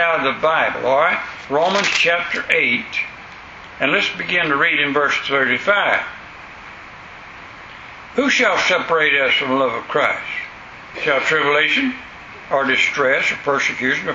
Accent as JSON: {"language": "English", "region": "West Florida", "country": "United States", "said": "I'm from West Florida, back in the woods."}